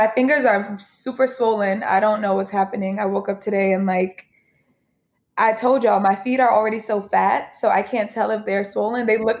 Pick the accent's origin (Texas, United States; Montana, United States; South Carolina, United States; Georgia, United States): Georgia, United States; Gwinnett County; we know each other from growing up in Gwinnett County.